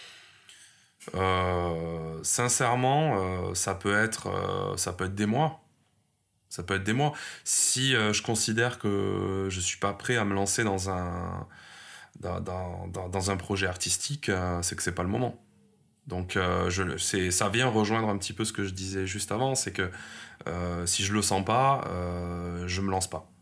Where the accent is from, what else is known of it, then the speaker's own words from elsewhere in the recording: Montpellier, Occitania, France; ma ville natale, hein, qui est Montpellier, parce que je suis né ici et je, je, j'adore cette ville